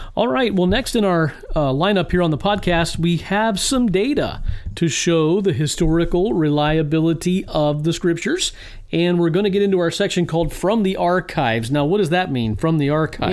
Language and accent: English; Virginia, United States; now in Illinois, United States; the beautiful state of Virginia. My my home state where I was, uh, born and raised